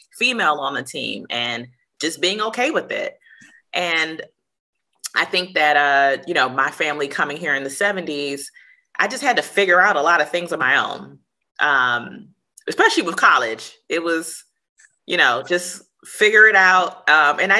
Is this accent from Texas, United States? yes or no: no; Washington, District of Columbia, United States; I am from the Washington, D.C. area, born and raised